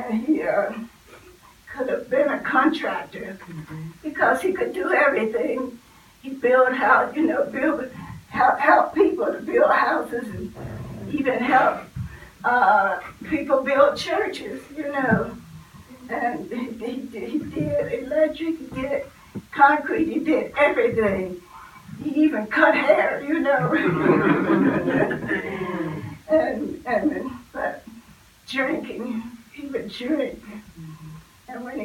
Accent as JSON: {"language": "English", "town": "Steelton", "region": "Pennsylvania", "country": "United States", "said": "my aunt and uncle brought us to Harrisburg, because I'm from Stilton"}